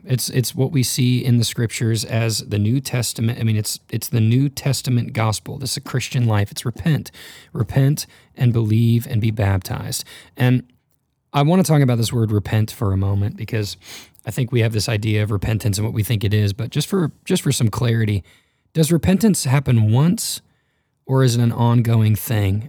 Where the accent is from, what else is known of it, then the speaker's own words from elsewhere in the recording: North Texas, United States; I grew up in North Texas, sort of the Bible Belt